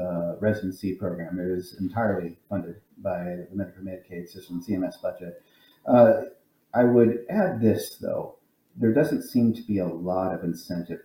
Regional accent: Nebraska, United States; now in Springfield, United States; My home state of Nebraska, where I'm originally from

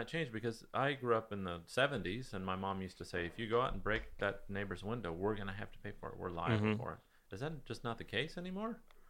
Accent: California, United States; as a Californian

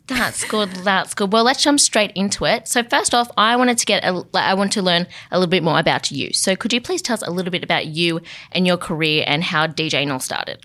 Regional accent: Central Coast, New South Wales, Australia; moved away; on the Central Coast, actually, my hometown

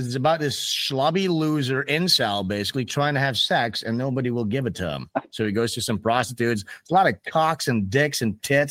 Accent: Amsterdam, North Holland, Netherlands; I'm from Amsterdam

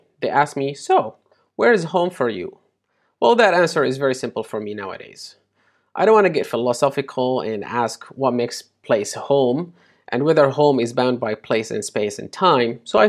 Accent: Aleppo, Aleppo Governorate, Syria; also born or lived in United Arab Emirates; now in United Kingdom; I was born in the United Arab Emirates and raised in Aleppo in a conservative society. I then moved to the UK

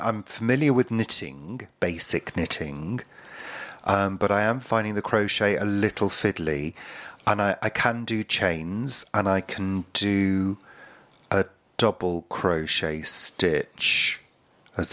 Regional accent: United Kingdom; not proud to be British at all

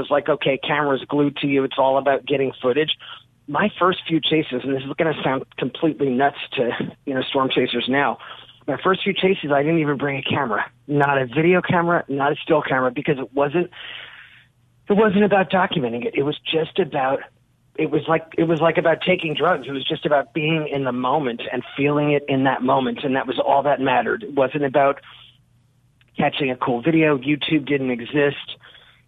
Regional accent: Long Island, New York, United States; now in Bay St. Louis, United States; I grew up on the East Coast on Long Island, which, you know, for Mississippians who aren't familiar, it's like this big sort of suburban island next to New York City. It's where I grew up

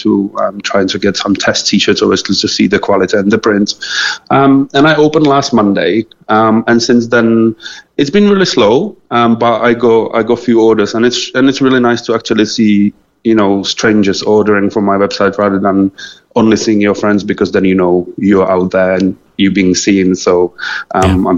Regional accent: Czechia; moved away as an adult; also born or lived in England; now in Cork, Ireland; I'm originally from Czech Republic.

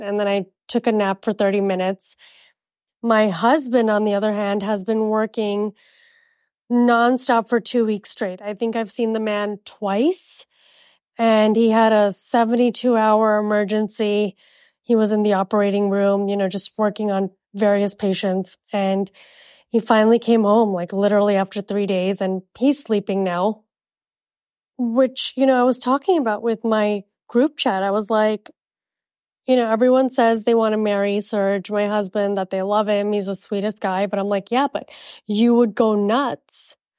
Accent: Jakarta, Indonesia; also born or lived in India; now in United States; I was born in India and I was raised in Jakarta, Indonesia, we're very British at home.

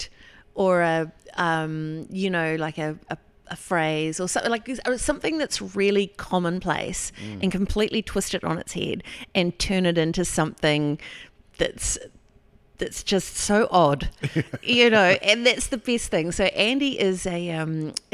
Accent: Takapau, Hawke's Bay, New Zealand; I'm a Takapo girl

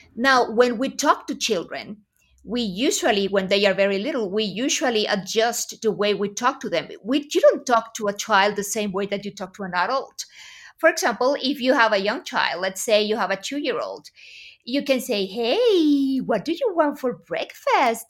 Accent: Aguascalientes, Mexico; here in my hometown of Aguascalientes, Mexico

